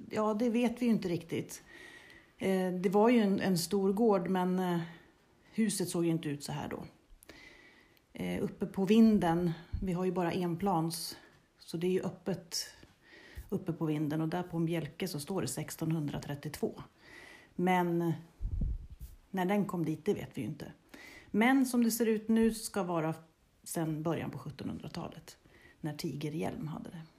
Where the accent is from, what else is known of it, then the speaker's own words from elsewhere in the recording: Bärlinge, Uppsala County, Sweden; moved away as an adult; also born or lived in Strömstad; now in Harbonäs, Sweden; jag är uppväxt i Bärlinge ehm, och gick i skola där.